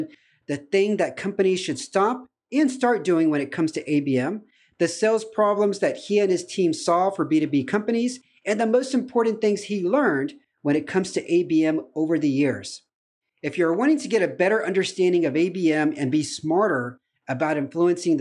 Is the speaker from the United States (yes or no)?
yes; United States; moved away as an adult; now in Romania; I'm also an American expat living in Romania